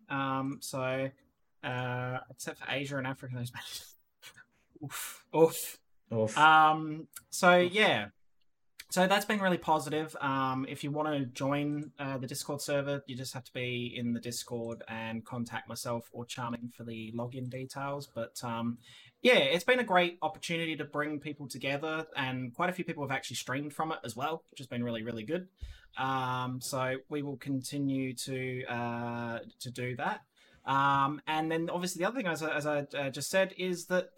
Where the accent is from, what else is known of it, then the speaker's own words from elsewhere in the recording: Australia; now in Netherlands; I'm still 100% Aussie